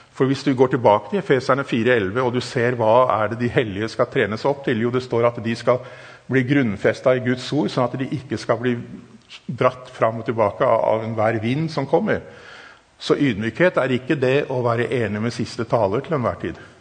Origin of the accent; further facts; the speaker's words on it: Germany; Norwegian is a second language; also born or lived in Africa; now in Norway; Jeg er tysker